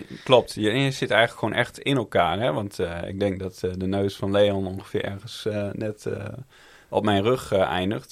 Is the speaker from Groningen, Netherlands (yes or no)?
yes; Groningen, Netherlands; Ik ben zelf een Groninger